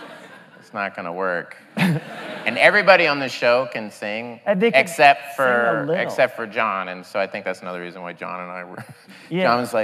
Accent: Tulsa, Oklahoma, United States; moved away; just being in Tulsa where there wasn't a lot.

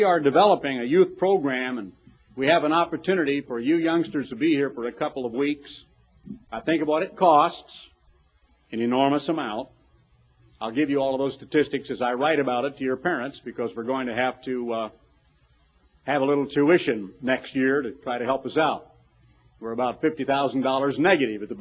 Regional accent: Eugene, Oregon, United States; growing up in Eugene, Oregon

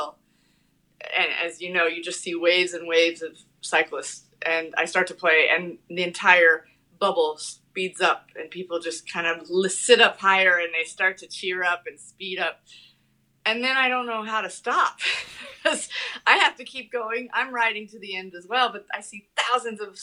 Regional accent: Shelby, Iowa, United States; moved away as an adult; also born or lived in New York City; Shelby, Iowa, Southwest Iowa

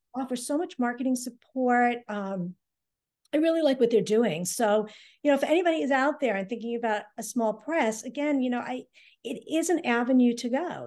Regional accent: Hull, Massachusetts, United States; my hometown of Hull

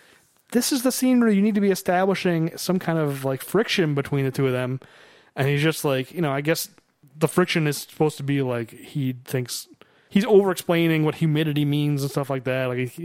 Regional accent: Detroit, Michigan, United States; Like, I was born in Detroit. Born and raised.

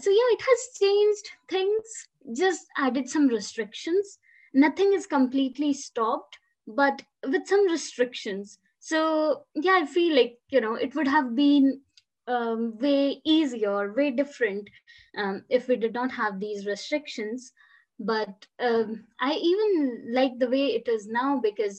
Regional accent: Himalayan region, India; moved away as an adult; now in Bristol, United Kingdom; I come from the Himalayan region in India.

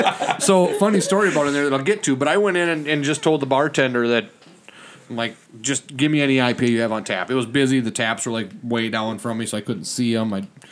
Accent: Springfield, Minnesota, United States; I'm like, a small town. I'm like, never. He's like, why don't you try me? I'm like, well, I'm from Springfield.

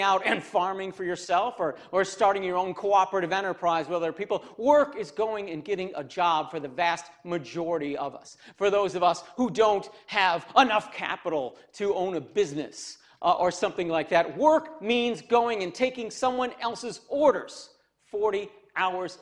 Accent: Cassopolis, Michigan, United States; I'm from Cassopolis, Michigan

